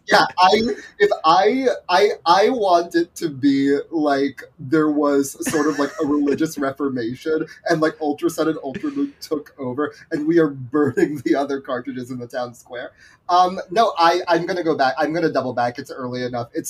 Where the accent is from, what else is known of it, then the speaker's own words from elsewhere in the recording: Philippines; there is a part of me as like a Filipino person that's really really exciting to me.